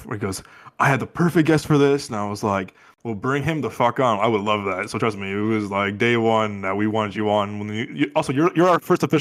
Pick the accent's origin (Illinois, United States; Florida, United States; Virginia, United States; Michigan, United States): Illinois, United States; Chicago; loosely inspired by you know, growing up in Chicago, it was like kind of like, you know, like little like not life stories